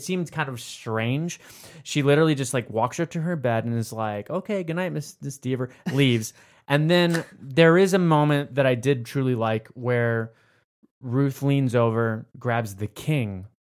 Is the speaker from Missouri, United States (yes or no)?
no; Florida, United States; I grew up in Florida.